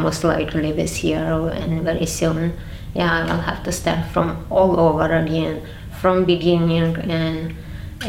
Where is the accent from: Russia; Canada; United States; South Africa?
Russia; Dagestan; moved away as an adult; now in London, United Kingdom; In a part where I grew up in the Republic of Dagestan